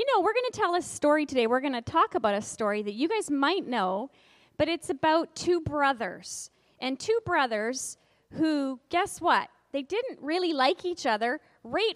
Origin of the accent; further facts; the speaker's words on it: Kamloops, British Columbia, Canada; We're from Kamloops.